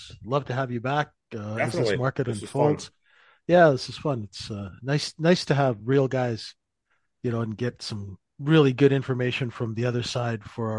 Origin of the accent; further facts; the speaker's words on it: Saskatchewan, Canada; I'm from Saskatchewan.